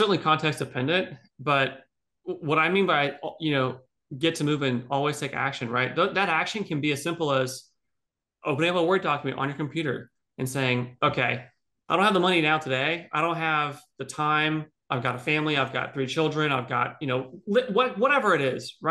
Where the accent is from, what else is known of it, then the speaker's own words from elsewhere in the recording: Dallas, Texas, United States; born there; You know, I'm an American. I'm born in America. I was born in Texas, born in Dallas. I moved 20 times before I was 18 years old, right?